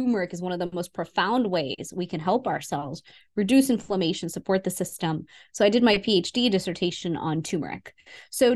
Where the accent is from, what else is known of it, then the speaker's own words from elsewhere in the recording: Houston, Texas, United States; So I was born in Houston, Texas, and I would go to India every single year to see my family